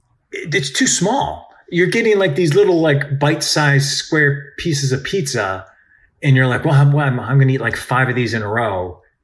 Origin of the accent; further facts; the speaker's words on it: New York, United States; And just as a New Yorker, I'm wondering what you think of this, especially because you've never seen this.